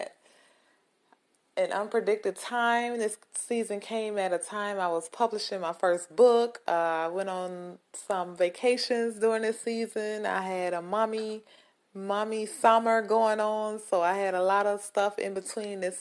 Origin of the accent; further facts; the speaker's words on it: Greenwood, Mississippi, United States; Greenwood, Mississippi, my hometown